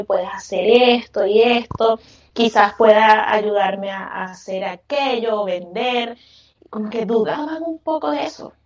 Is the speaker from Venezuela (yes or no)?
yes; Venezuela; moved away as an adult; now in Chile; yo me vine de Venezuela. Yo soy venezolana y tengo siete años viviendo acá en Chile